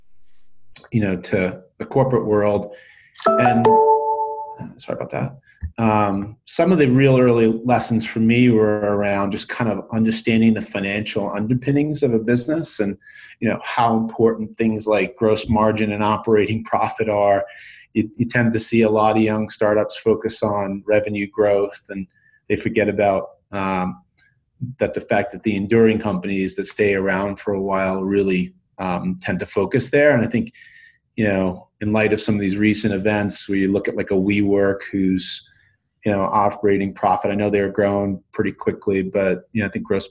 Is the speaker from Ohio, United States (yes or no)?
no; New York, United States; now in Boulder, United States; I grew up in New York, but now I live in Boulder